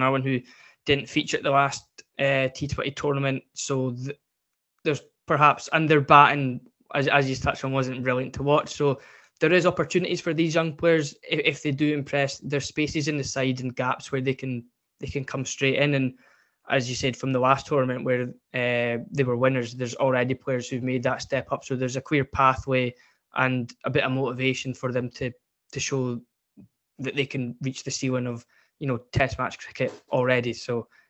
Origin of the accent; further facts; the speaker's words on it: Scotland, United Kingdom; as a Scotsman